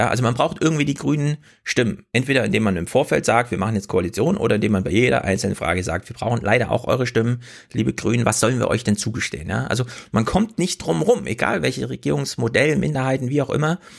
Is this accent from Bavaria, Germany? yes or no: no; Kummerow, Mecklenburg-Vorpommern, Germany; Ich, ich komme auch aus Kummerow wird auch mit W am Ende geschrieben.